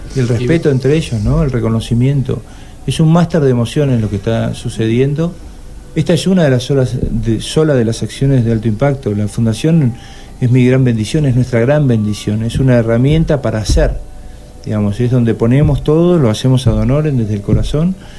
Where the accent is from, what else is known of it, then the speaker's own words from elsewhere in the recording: Argentina; Los argentinos somos